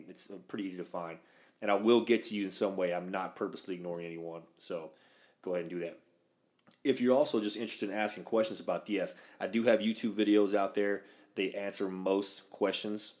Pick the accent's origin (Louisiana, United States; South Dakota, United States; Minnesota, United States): Louisiana, United States; I'm from the South. I'm Cajun from Louisiana.